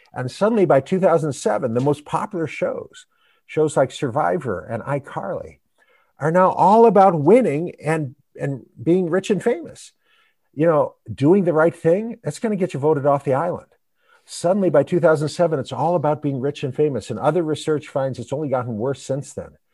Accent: United States; we Americans

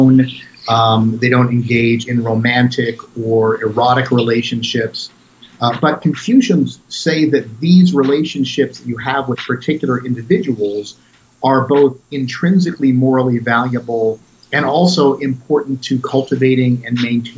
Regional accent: United States; I'm a teacher, I'm an author, I'm an American

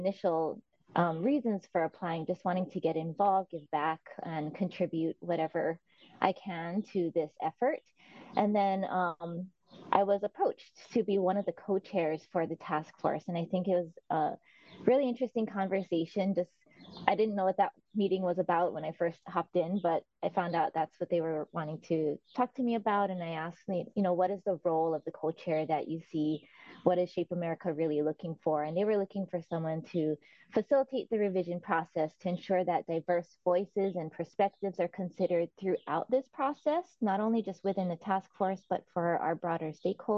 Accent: Oahu, Hawaii, United States; born and raised in Hawaii on the island of Oahu

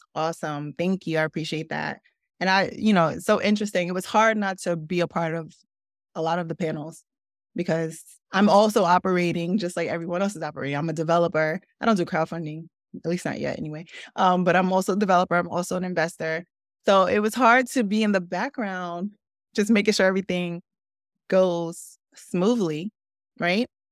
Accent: Newark, New Jersey, United States; also born or lived in Brooklyn, New York; I grew up in Newark. I grew up in Brooklyn first, then moved to Newark.

